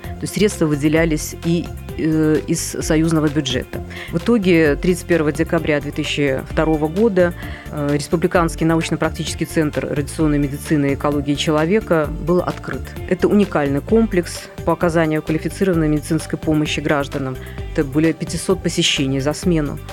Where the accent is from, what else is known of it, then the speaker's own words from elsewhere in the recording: Minsk, Belarus; moved away as an adult; now in Moscow, Russia; я минчанка, я в это время находилась в Минске